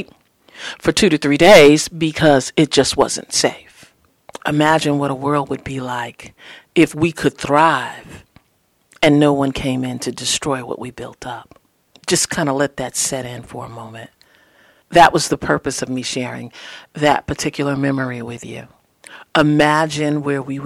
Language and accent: English; New York, United States; also born or lived in the South (summers); growing up in New York